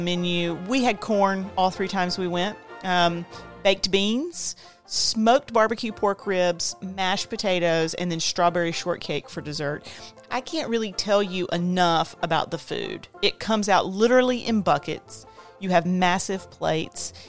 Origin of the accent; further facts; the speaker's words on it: the South, United States; I grew up in the South